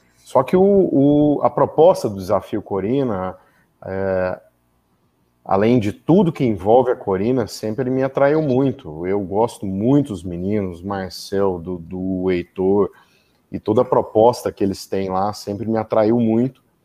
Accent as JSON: {"language": "Portuguese", "region": "interior of Goiás", "country": "Brazil", "tie": "born or raised there", "also_born_or_lived": "Goiânia", "said": "eu sou goiano, uh, nasci em Goiânia, mas uh, na verdade minha mãe é, foi ter o parto lá, mas eu sou do interior"}